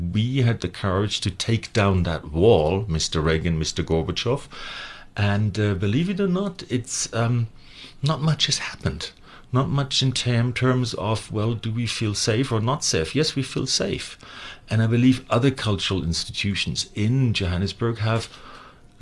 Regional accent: Germany; moved away; I was lucky enough to be born in Western Germany

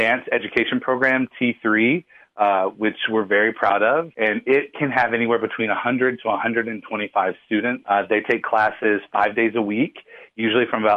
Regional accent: Overton County, Tennessee, United States; I grew up in Overton County

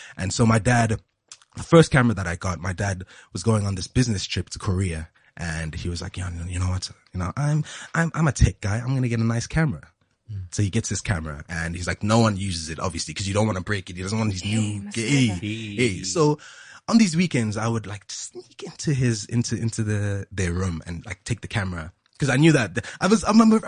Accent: Johannesburg, Gauteng, South Africa; moved away as an adult; now in Cape Town, South Africa; I grew up in the same hood. I was raised in Randburg

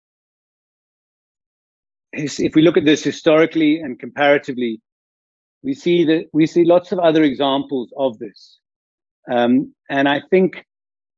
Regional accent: South Africa; we, as South African citizens

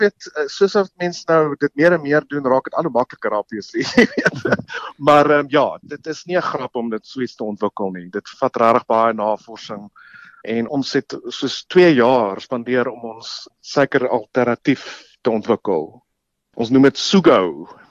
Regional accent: South Africa

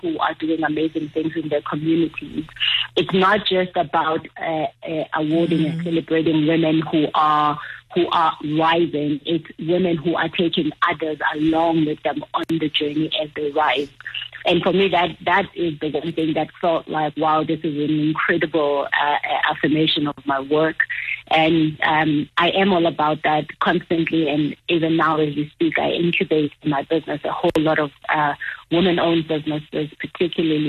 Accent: Transkei, Eastern Cape, South Africa; moved away; also born or lived in Johannesburg, South Africa; when I grew up in the Transkei to ending up in Joburg

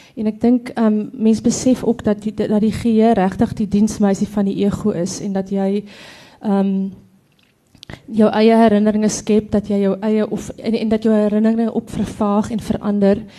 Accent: Free State, South Africa; ek kom van die Billy Driehoek, te Pavilionskroon, so dis daar tussen dis Botawil Kroonstad wêreld.

